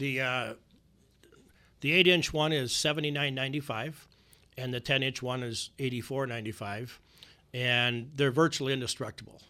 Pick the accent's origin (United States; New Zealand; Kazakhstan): United States; Alexandria, Minnesota; I'm from Alexandria, Minnesota